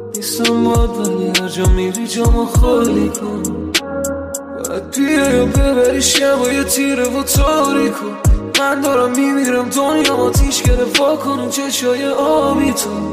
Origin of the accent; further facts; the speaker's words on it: Iran; moved away as an adult; now in Toronto, Canada; مجبور شدیم از ایران بریم اینجا